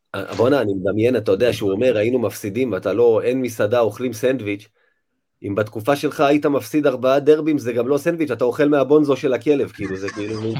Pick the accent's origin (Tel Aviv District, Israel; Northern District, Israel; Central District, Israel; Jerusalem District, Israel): Central District, Israel; Rishon LeZion; אני יליד ראשון